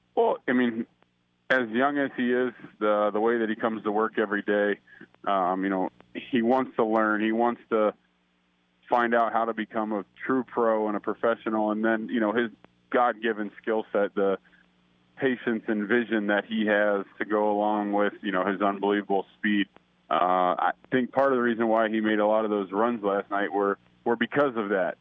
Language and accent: English; Cincinnati, Ohio, United States; moved away; growing up in Cincinnati